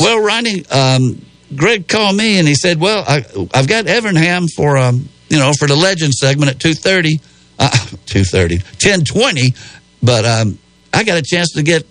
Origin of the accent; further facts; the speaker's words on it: Spartanburg, South Carolina, United States; I'm from Spartanburg